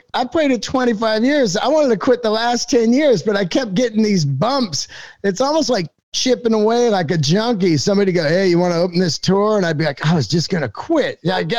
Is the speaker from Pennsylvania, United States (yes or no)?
no; San Francisco, California, United States; You know, I grew up in San Francisco, and comedy was massive there in the 80s.